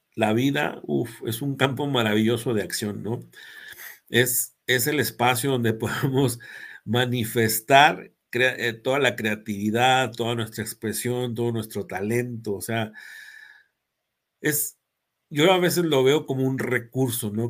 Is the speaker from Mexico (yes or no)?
yes; Mexico; Yo me siento muy mexicano